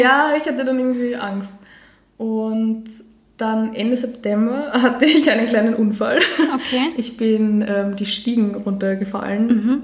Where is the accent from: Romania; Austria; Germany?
Austria; Vienna; ich bin 28 Jahre, ich bin aus Wien